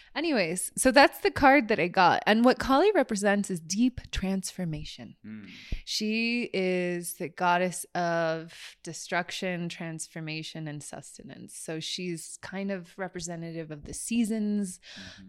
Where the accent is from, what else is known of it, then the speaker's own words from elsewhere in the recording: San Francisco Bay Area, California, United States; growing up in the San Francisco Bay Area as a Catholic